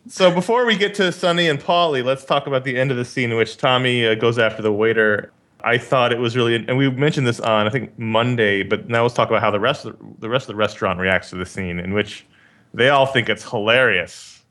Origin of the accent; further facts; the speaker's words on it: New York City, New York, United States; I grew up in Queens